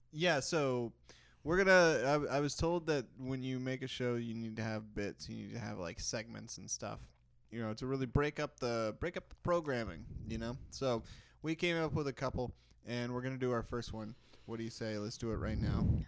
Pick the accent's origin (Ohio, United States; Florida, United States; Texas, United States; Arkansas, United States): Texas, United States; also born or lived in Kentucky; I grew up in Texas